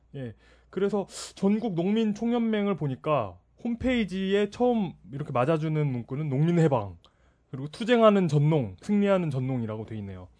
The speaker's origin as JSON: {"language": "Korean", "town": "Jeonju", "region": "North Jeolla", "country": "South Korea", "said": "제가 전주 출신인데도"}